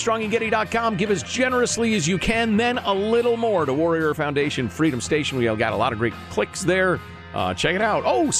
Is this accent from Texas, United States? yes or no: no; California, United States; Upon finding out I was from California, the person serving my wine went on a rant against Gavin Newsom